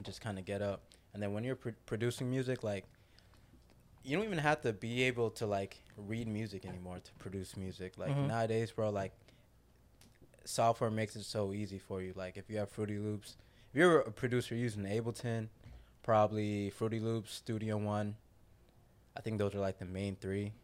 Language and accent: English; South Florida, United States; I'm from South Florida, born and raised